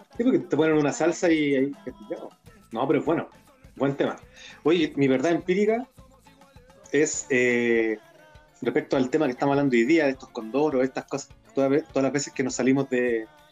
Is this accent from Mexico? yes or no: no; Chile; somos cagüineros los chilenos